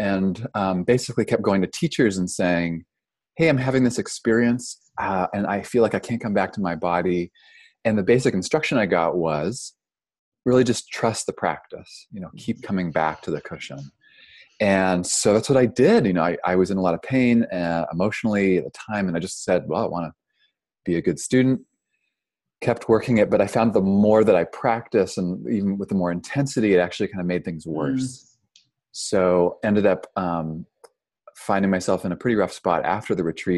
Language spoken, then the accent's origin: English; Toronto, Ontario, Canada; moved away as an adult; also born or lived in Vancouver, Canada; now in California, United States; I'm originally from Canada, grew up in Toronto.